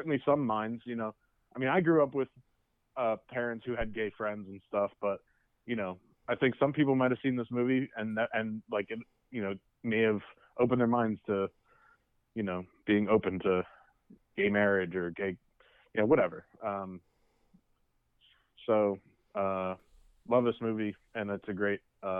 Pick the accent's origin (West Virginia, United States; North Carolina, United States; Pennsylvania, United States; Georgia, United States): Pennsylvania, United States; Bucks County; not that we grew up here in Bucks County